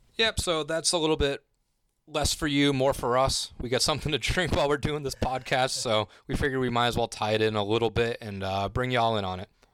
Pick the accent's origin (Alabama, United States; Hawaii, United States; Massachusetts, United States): Massachusetts, United States; moved away; I'm from Massachusetts originally